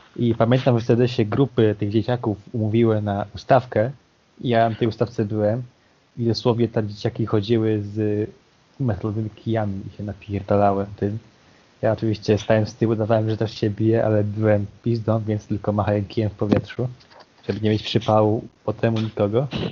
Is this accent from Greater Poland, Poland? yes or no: yes; Poznań, Greater Poland, Poland; Pochodzę z Poznania